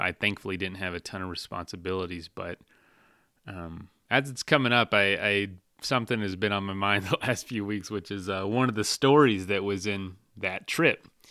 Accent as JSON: {"language": "English", "region": "Florida", "country": "United States", "said": "I'm from Florida"}